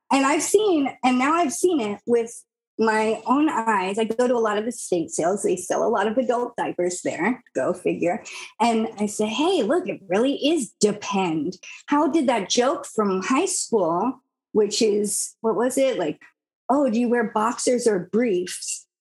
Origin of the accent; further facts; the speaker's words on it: United States; I'm an American.